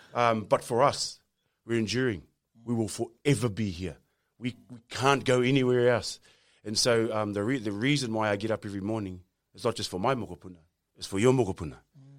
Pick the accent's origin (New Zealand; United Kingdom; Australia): New Zealand; Actually, I'm from Aotearoa and I'm Māori.